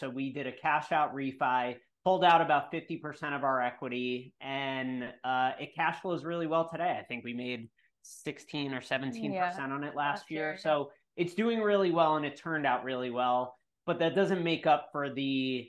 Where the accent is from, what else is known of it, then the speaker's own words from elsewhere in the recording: New York, United States; I'm from New York